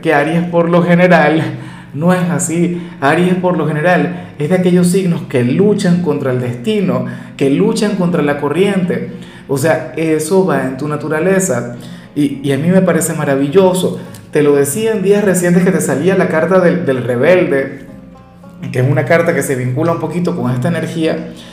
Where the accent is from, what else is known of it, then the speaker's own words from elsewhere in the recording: Venezuela; mi país